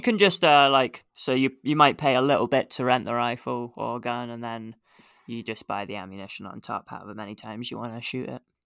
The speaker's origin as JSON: {"language": "English", "region": "England", "country": "United Kingdom", "moved": "yes", "lives_now": "Canada", "said": "being English"}